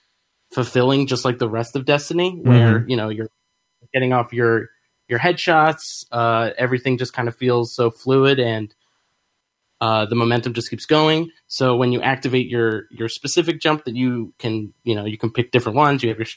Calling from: Pittsburgh, Pennsylvania, United States; Yes, hi, I'm … from Pittsburgh, and my jump that I wanted to talk about was the Warlock strafe jump.

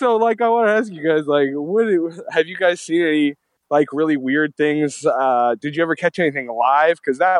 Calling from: Gig Harbor, Washington, United States; This is … calling from Gig Harbor.

